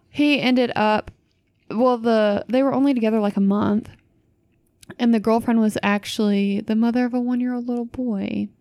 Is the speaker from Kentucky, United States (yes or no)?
yes; Louisville area, Kentucky, United States; my hometown